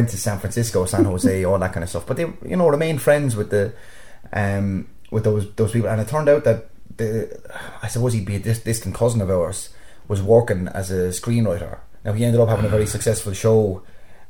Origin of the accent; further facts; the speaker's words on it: Waterford, Munster, Ireland; also born or lived in New York City; we're from Waterford